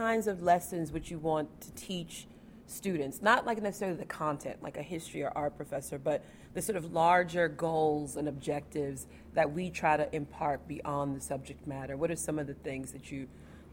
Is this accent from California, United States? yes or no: no; Texas, United States; now in Lexington, United States; I grew up in Texas